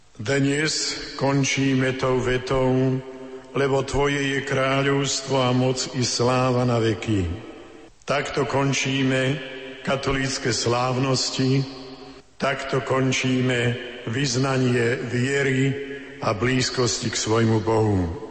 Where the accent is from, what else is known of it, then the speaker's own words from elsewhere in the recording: Slovakia; sme kňazi zo Slovenska